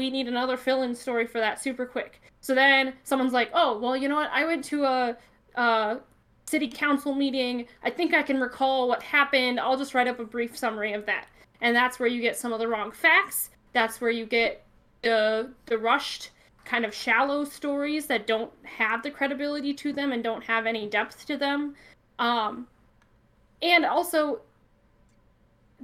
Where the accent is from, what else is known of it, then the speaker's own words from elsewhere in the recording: Northwest Iowa, United States; I'm from Northwest Iowa, which is a lot of smaller towns